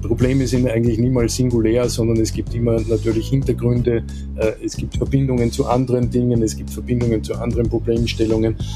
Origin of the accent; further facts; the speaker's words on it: Linz, Upper Austria, Austria; moved away as an adult; also born or lived in Salzburg / Vienna; bin ich Österreicher, äh, vor gut 50 Jahren in Linz an der Donau geboren, äh, bin dort auch zur Schule gegangen